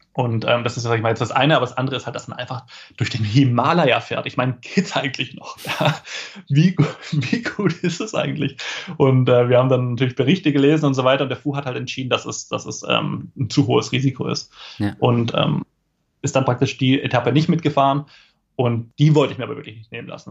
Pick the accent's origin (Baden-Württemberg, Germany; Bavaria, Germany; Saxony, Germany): Baden-Württemberg, Germany; Esslingen; Bin aufgewachsen in äh, Esslingen, das ist eine, ja, eine Stadt in der Nähe von Stuttgart